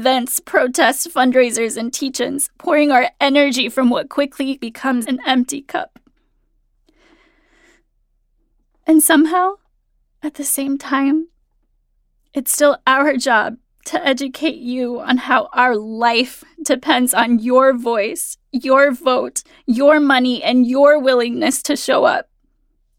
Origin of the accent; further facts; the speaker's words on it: Phoenix, Arizona, United States; also born or lived in Mexico; from ages 5 to 18, I grew up in Phoenix, Arizona